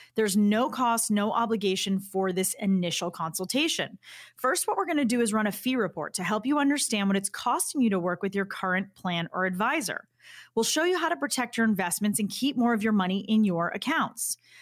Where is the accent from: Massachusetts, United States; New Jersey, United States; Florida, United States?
Massachusetts, United States; Boston; as a Bostonian